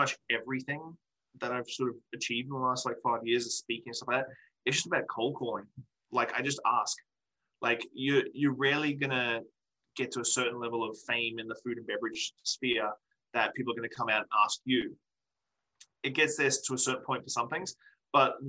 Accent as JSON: {"language": "English", "country": "Australia", "moved": "yes", "lives_now": "Victoria, Canada", "said": "I'm still an Australian dude who lives in Victoria, BC."}